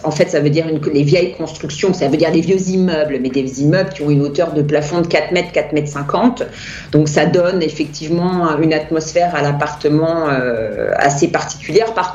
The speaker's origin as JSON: {"language": "French", "country": "France", "lives_now": "Austria", "said": "Moi, je suis française et je continue à traduire"}